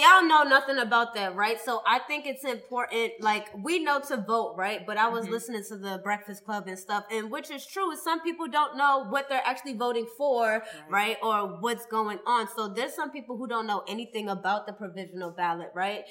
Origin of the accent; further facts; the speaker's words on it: Boston, Massachusetts, United States; I'm from Boston